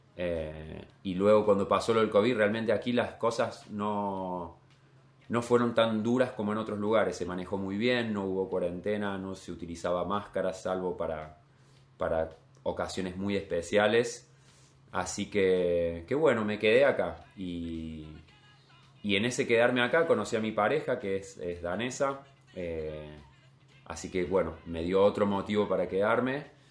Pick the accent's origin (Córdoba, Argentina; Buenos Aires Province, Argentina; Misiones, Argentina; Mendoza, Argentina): Córdoba, Argentina; Capilla del Monte; moved away as an adult; also born or lived in New Zealand; now in Copenhagen, Denmark; Soy de un pueblo, de Capilla del Monte